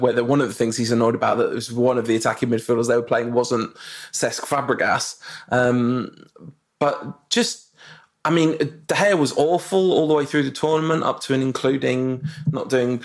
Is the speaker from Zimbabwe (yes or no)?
yes; Zimbabwe; moved away; spending time growing up in Zimbabwe and being kind of educated in Pan-African and traditions